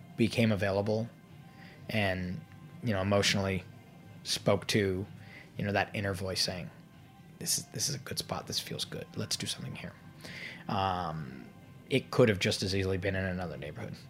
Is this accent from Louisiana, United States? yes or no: no; Fairfax, Virginia, United States; moved away as an adult; also born or lived in Madison, Wisconsin; I grew up in Fairfax, Virginia